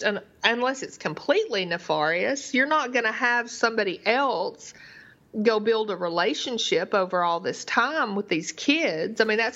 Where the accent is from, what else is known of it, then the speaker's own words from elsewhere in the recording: the South, United States; growing up in the South in the 80s, it was just a derogatory term.